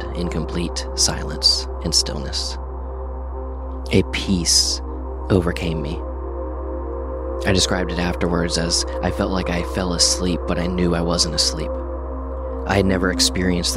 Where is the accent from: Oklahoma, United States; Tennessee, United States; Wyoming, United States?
Oklahoma, United States; Enid; I grew up in Enid, Oklahoma